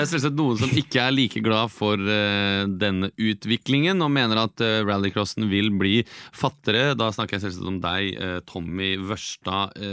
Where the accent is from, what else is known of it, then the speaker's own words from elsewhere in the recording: Fredrikstad, Østfold, Norway; for jeg kommer fra Fredrikstad.